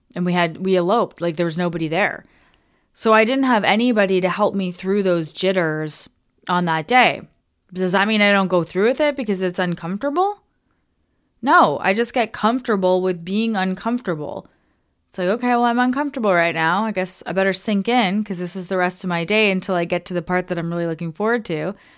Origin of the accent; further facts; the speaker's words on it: Toronto, Ontario, Canada; moved away as an adult; We're from Toronto.